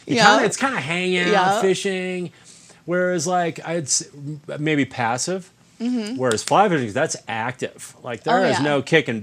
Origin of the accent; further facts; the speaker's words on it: Wisconsin, United States; We grew up fishing, mostly not fly fishing in Wisconsin.